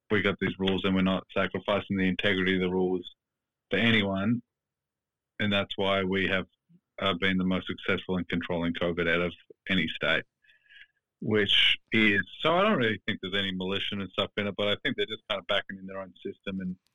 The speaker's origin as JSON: {"language": "English", "town": "Brunswick", "region": "Victoria", "country": "Australia", "tie": "born or raised there", "said": "I used to live in Brunswick. I grew up in Brunswick"}